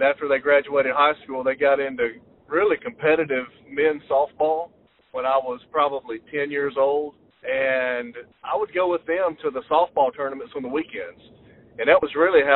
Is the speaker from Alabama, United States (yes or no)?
yes; Phenix City, Alabama, United States; Chattahoochee Valley Community College, which is a junior college in my hometown